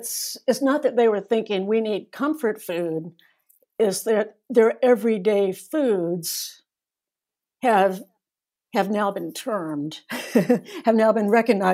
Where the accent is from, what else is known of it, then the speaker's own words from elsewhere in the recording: North Carolina, United States; also born or lived in Asia; now in Midwest, United States; I'm from North Carolina originally. I now live in the Midwest. I've actually lived all over Asia when I was growing up, with a number of other countries.